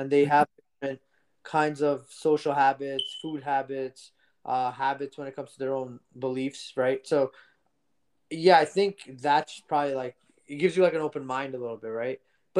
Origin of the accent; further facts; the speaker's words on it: New Jersey, United States; first language Gujarati; also born or lived in India; I lived in Jersey, but when I was born here, I moved back to India for 5 years until my grandpa was alive